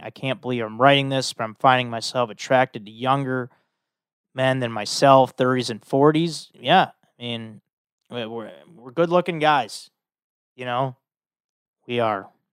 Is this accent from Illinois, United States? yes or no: yes; Chicago, Illinois, United States; I'm from Chicago.